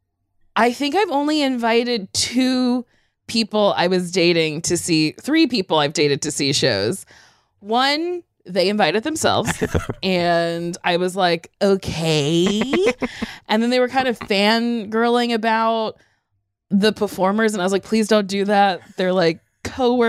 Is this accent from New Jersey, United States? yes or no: yes; New Jersey, United States; I'm from Jersey